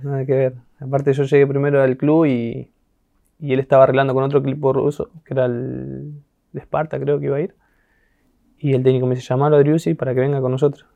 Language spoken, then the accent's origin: Spanish; San Justo, Buenos Aires Province, Argentina; moved away as an adult; also born or lived in Europe; Vivía en un barrio llamado La Justina, que es ahí en San Justo, cerca de la rotonda de San Justo